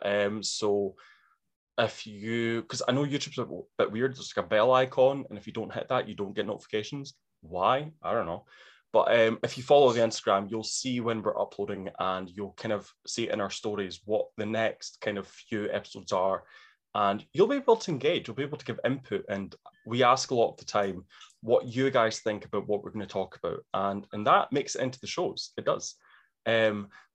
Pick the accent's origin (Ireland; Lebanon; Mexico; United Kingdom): United Kingdom; Scotland; I'm Scottish.